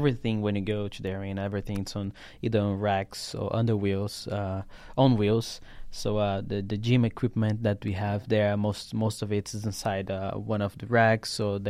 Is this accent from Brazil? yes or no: yes; Brasilia, Federal District, Brazil; Brasilia, in Brazil.